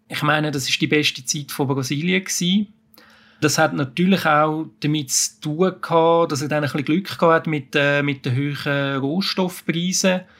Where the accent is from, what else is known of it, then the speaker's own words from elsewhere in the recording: Switzerland; wenn man jetzt damit so als, als Schweizer drauf schaut, mit, mit unseren Maßstäben, muss man sagen, das ist grauenhaft.